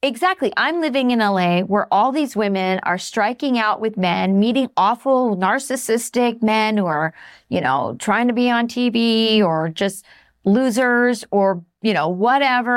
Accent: Southwest, United States; I was from the Southwest

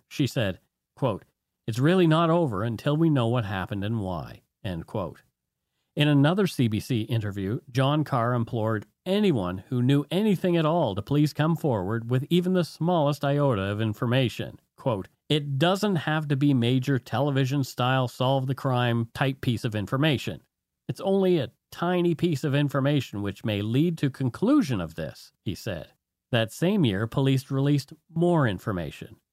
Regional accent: Bridgewater, Nova Scotia, Canada; my hometown, Bridgewater, Nova Scotia

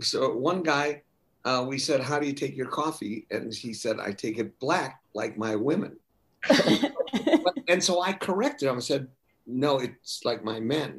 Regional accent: Milwaukee, Wisconsin, United States; moved away; Milwaukee has a sizable Jewish community

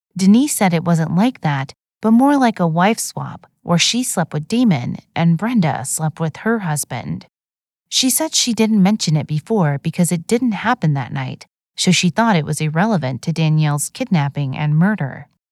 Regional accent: Plano, Texas, United States; in my hometown of Plano, Texas.

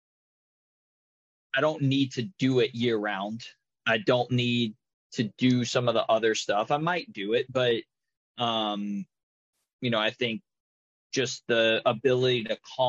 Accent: United States; I'm American

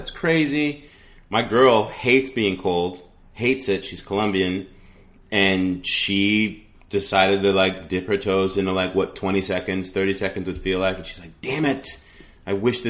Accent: New York, United States; also born or lived in New England; And I'm a kid from New York and New England.

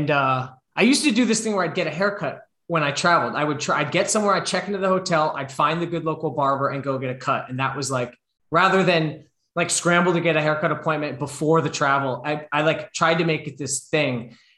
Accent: New York, United States; I mean, like I'm from the New York area as well, but wasn't from that part of New York.

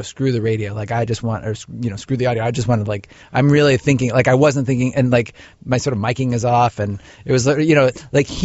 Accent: Cincinnati, Ohio, United States; moved away; also born or lived in Chicago; I grew up in Cincinnati, Ohio

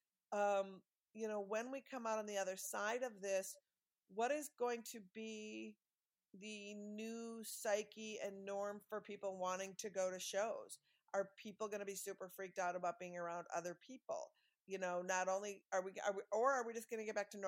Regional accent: Minneapolis, Minnesota, United States; growing up in Minneapolis and First Avenue

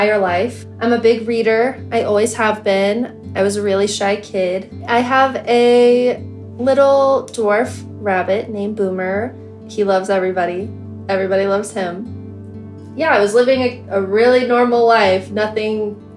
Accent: Colorado, United States; I am 25 years old and I am from Colorado

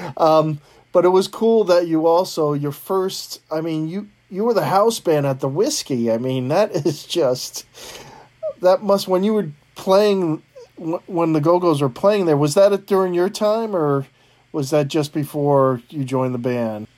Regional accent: East Coast, United States; I grew up on the East Coast

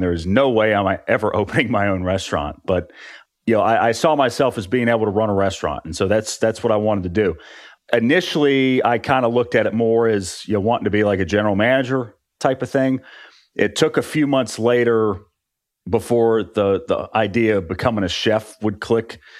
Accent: West Virginia, United States; moved away as an adult; also born or lived in Orlando; I grew up in West Virginia

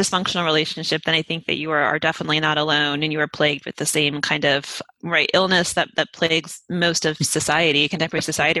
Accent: Utah, United States; accent: Utah; That's what I like to tell people when they call me out of my Utah accent.

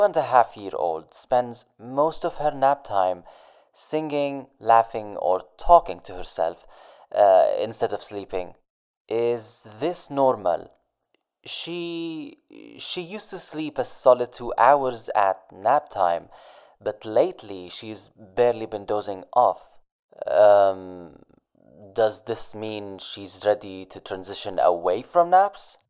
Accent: Beirut, Beirut Governorate, Lebanon; I'm from Beirut, Lebanon.

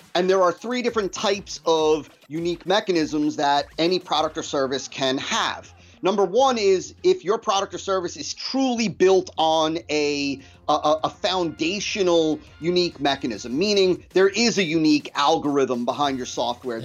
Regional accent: New Jersey, United States; I was born and raised in New Jersey

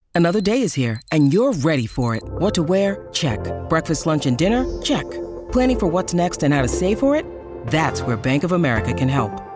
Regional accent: United States; I'm an American

